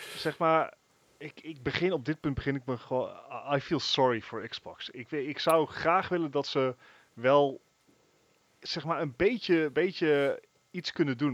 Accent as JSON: {"language": "Dutch", "country": "Netherlands"}